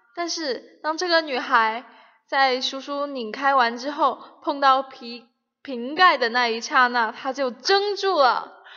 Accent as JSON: {"language": "Chinese", "town": "Shenzhen", "region": "Guangdong", "country": "China", "moved": "yes", "said": "我们深圳那里已经开始短裤背心了"}